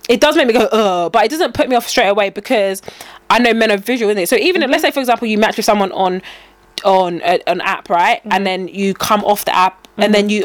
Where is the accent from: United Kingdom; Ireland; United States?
United Kingdom; England; if I now say I'm British, or I'm from England, I'm from UK.